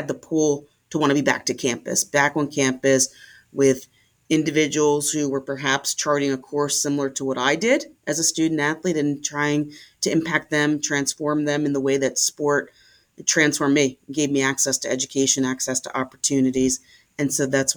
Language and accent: English; Philadelphia, Pennsylvania, United States; I'm a Philadelphia native. I was born in West Mount Airy and grew up in West Mount Airy